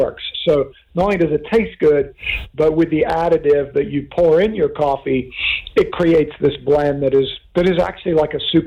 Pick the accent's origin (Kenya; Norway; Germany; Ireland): Kenya; now in Oceanside, United States; I grew up in Africa, of all places, in Kenya